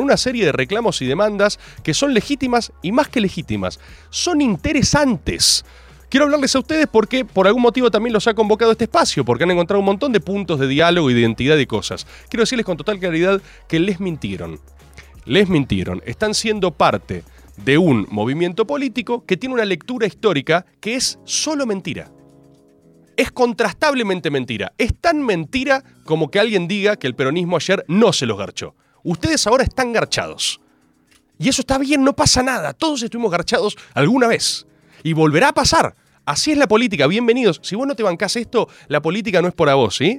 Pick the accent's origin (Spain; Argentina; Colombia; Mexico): Argentina; Soy argentino